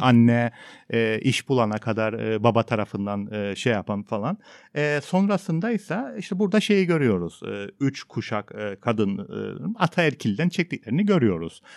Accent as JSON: {"language": "Turkish", "country": "Cyprus", "said": "ben Kıbrıslıyım"}